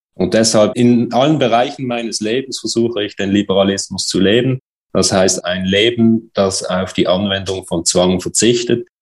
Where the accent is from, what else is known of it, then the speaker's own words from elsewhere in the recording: Switzerland; Bei uns in der Schweiz